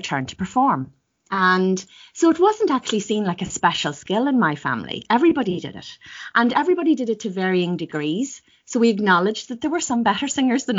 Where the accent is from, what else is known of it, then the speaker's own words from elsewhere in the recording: Ireland; also born or lived in Northern Ireland; now in United Kingdom; I grew up in Southern Ireland. Well, part of my early life was actually in Northern Ireland